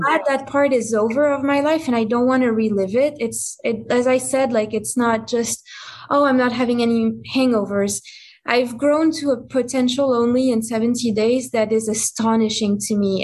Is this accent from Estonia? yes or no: no; France; English is a second language; moved away; I'm from France. So I grew up in France, you know, with the culture of wine and cigarettes and all that stuff